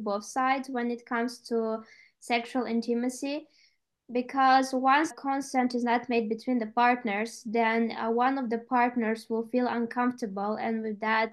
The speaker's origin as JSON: {"language": "English", "country": "Moldova", "moved": "as an adult", "lives_now": "Austria", "said": "being in my home country in Moldova"}